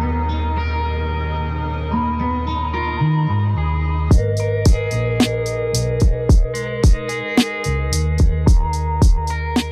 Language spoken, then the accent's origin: English; Salt Lake City, Utah, United States; I'm born and raised in Salt Lake